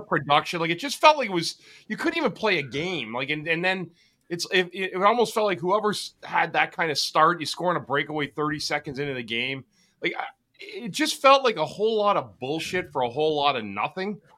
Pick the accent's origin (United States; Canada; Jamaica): Canada; Ottawa, Ontario; I grew up in Ottawa, the canal, the lakes were frozen